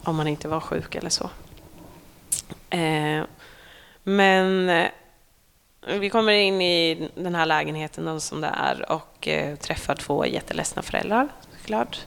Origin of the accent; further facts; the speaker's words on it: Norsholm, Östergötland, Sweden; also born or lived in Skärblacka; Norsholm, mm. där jag är ifrån